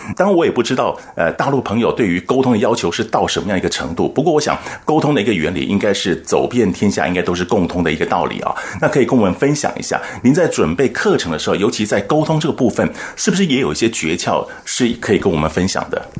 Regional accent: Taiwan; 我们台湾人讲话也是很客客气气的

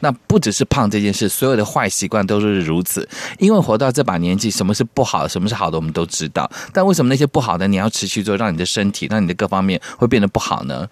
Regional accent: Taiwan; 我们原住民，台湾这边有族语认证，比如说是初级或中级等等之类的。

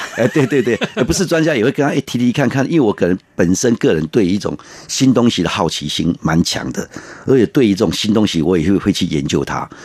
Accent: Taiwan; 我们台湾人哈，真的是诚实啦，哈，努力

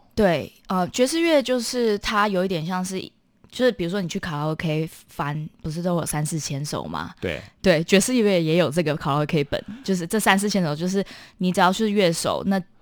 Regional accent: Taiwan; 我是从小在台湾接受古典音乐教育的

